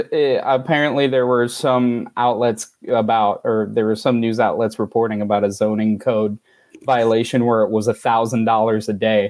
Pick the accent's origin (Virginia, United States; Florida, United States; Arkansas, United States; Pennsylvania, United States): Florida, United States; moved away; growing up in Florida